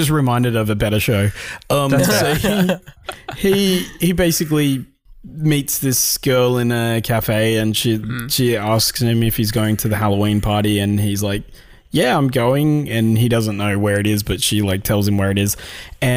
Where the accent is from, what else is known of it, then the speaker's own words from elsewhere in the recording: Australia; Tell we're all from Australia.